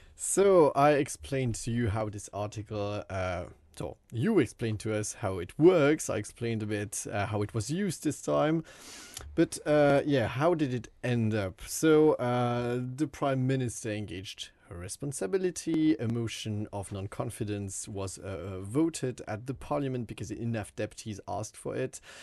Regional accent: French-speaking Switzerland, Romandy, Switzerland; moved away as an adult; now in Uppsala, Sweden; I'm from Switzerland, French-speaking part

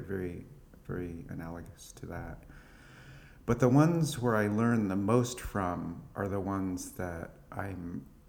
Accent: California, United States; now in Brooklyn, United States; I was born in California

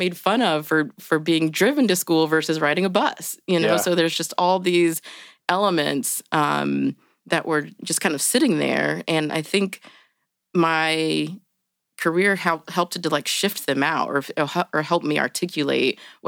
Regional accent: Indianapolis, Indiana, United States; I grew up in Indianapolis. I actually, in this neighborhood, I was in Broad Ripple until 6th or 7th grade when my parents said that we were going to move to 36th and Park.

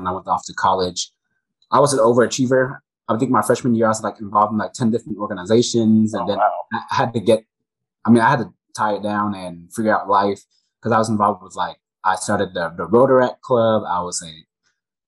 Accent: Mississippi, United States; where I grew up in Mississippi

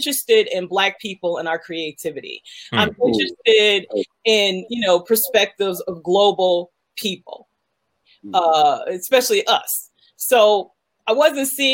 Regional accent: United States; as an African growing up in America

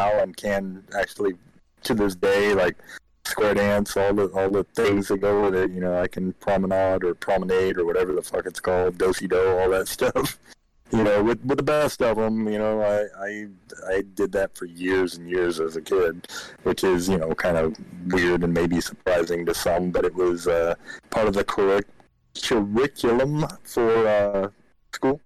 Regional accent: United States; also born or lived in Arkansas / Oklahoma; I've dealt with a lot of like really country ass folks growing up in Arkansas, Oklahoma

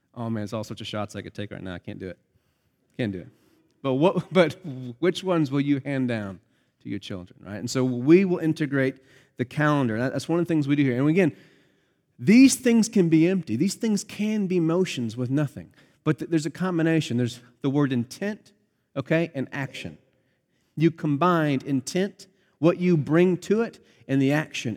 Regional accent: Pennsylvania, United States; moved away; grew up in Pennsylvania where I grew up

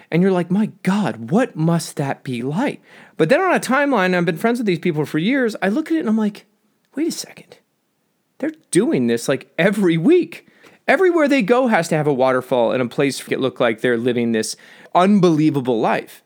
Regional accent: Southern California, United States; I'm from Southern California

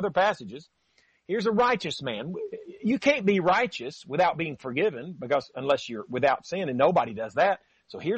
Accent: near Huntsville, North Alabama, United States; I'm from North Alabama myself, near Huntsville

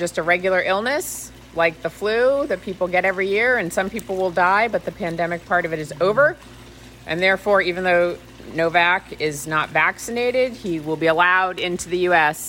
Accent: Boston, Massachusetts, United States; moved away; I'm originally from the Boston area.

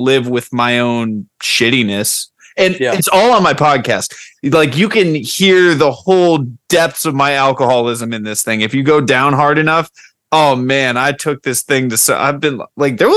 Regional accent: Florida, United States; I'm from Florida

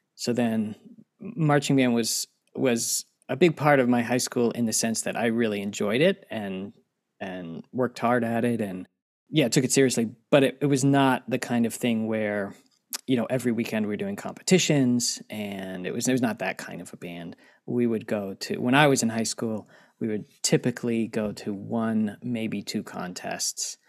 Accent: Harrisonburg, Virginia, United States; moved away as an adult; also born or lived in Alexandria, Virginia / Norman, Oklahoma; now in Oklahoma, United States; I grew up in Virginia

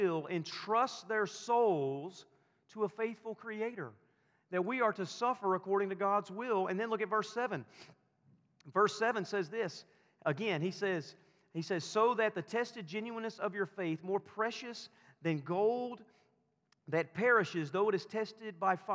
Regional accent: the South, the Bible Belt, Southern United States, United States; I grew up in the South, in the Bible Belt

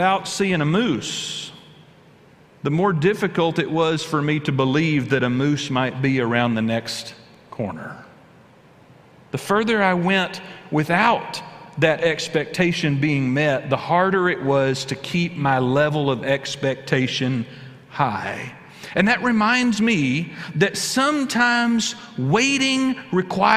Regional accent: South Texas, United States; I was a kid growing up in South Texas

